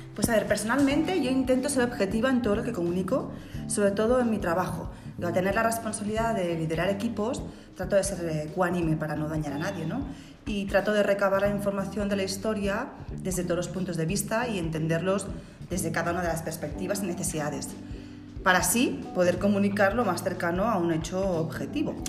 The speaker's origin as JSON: {"language": "Spanish", "country": "Spain"}